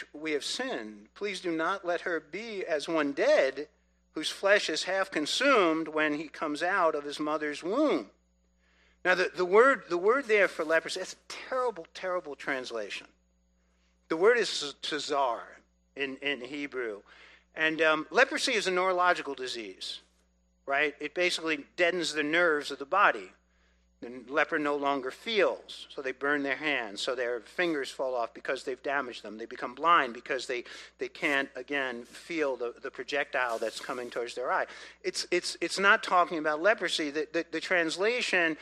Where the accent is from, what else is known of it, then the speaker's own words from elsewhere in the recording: New York City, New York, United States; I grew up in New York City. We were Italian family